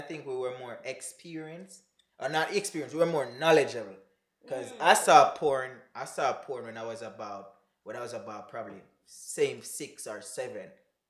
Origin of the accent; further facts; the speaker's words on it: May Pen, Clarendon, Jamaica; moved away as an adult; now in United States; I was from Clarendon.